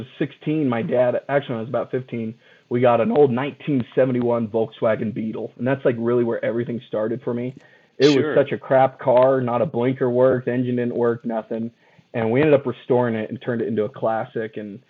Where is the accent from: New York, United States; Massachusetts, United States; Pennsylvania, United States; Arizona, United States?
Arizona, United States; Mesa; I moved up from Mesa, Arizona to go to school for mechanical engineering.